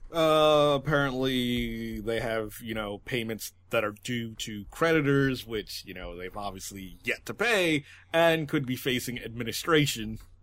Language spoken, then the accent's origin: English; United States; as an American